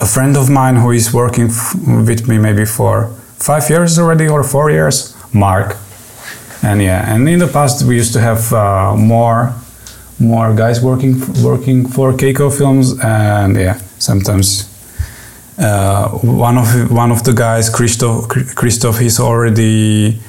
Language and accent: English; Czechia; also born or lived in Prague; now in Czech Republic; I'm from Czech Republic